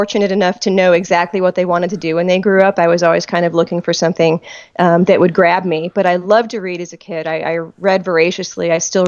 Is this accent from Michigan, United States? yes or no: yes; Detroit, Michigan, United States; I grew up outside of Detroit.